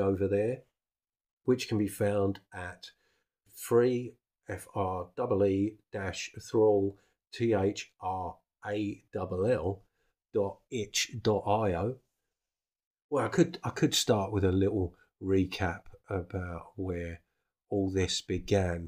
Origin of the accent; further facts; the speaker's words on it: United Kingdom; I'm British